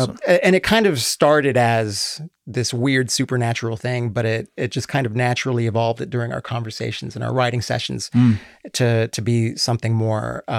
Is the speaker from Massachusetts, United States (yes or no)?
no; Las Vegas, Nevada, United States; also born or lived in Los Angeles, California, United States; And I'm originally from LA. I grew up in Vegas, mm-hmm. but spent most of my time in Vegas. But I did go back and live in LA during my TV career.